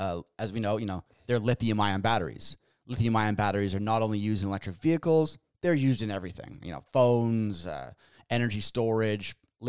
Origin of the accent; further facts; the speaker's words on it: Canada; Josh and I were Canadian.